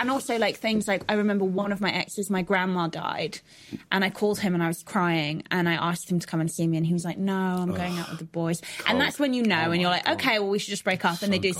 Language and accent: English; Manchester, North West England, United Kingdom; born and raised in Manchester.